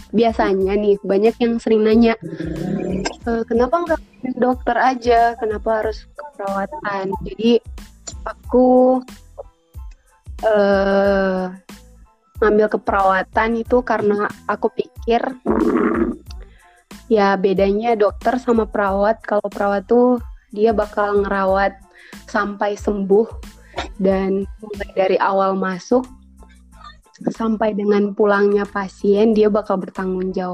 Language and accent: Indonesian; Gorontalo, Indonesia; Hai semuanya … aku dari Gorontalo, mahasiswa di UNG dan salam kenal.